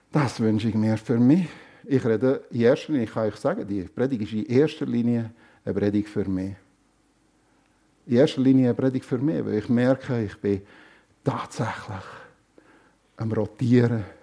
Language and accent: German; Germany; Ja, ich komme aus Deutschland.